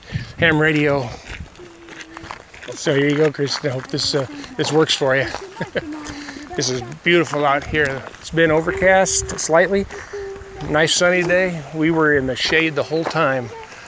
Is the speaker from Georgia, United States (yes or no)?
no; White Pigeon, Michigan, United States; We're actually from White Pigeon, Michigan